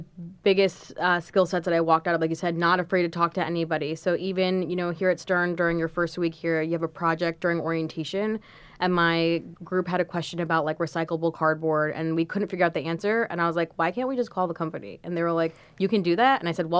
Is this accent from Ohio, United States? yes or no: no; New York, United States; I am so grateful to be here, especially as a New Yorker or just as someone who's dreamed of going to, you know, world-class business school.